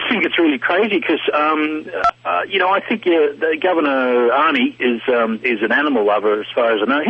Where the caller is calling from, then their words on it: Australia; It's costing me a lot of money. I'm calling from Australia.